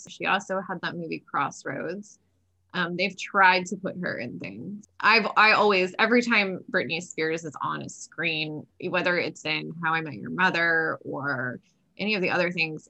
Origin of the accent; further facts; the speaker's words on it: the South, United States; I'm from the South.